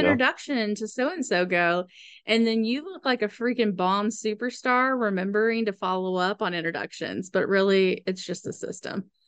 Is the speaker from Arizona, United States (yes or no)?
no; Austin, Texas, United States; we grew up in Austin in a farmhouse